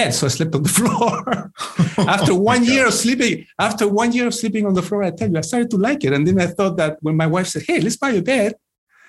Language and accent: English; Chile; moved away as an adult; also born or lived in England; now in United States; I grew up in Chile. Then I lived in the UK in England for a few years. And then I moved to the US in the late 90s.